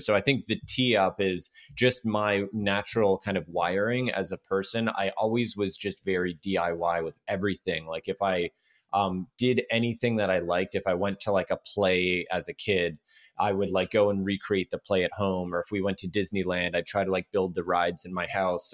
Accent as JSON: {"language": "English", "town": "Toronto", "region": "Ontario", "country": "Canada", "moved": "as an adult", "lives_now": "Los Angeles, United States", "said": "I'm from Toronto, Canada originally, and I was trying to move here to L"}